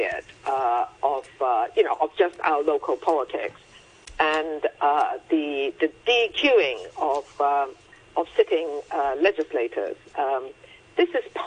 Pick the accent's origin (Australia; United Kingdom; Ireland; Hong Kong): Hong Kong; when we were growing up in Hong Kong